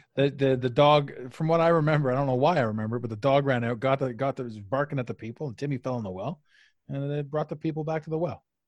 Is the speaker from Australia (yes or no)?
no; Canada; I'm Canadian